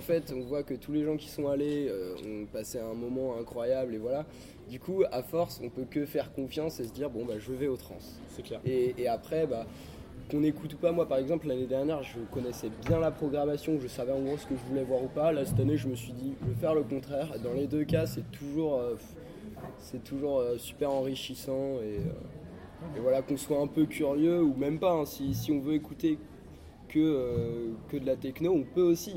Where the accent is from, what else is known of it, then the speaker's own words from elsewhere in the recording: Vannes, Brittany, France; now in Rennes, France; à la base je suis de Vannes